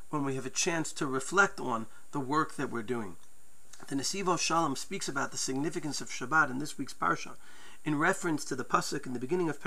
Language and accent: English; United States; Growing up in New York, New Jersey, people may remember WINS News.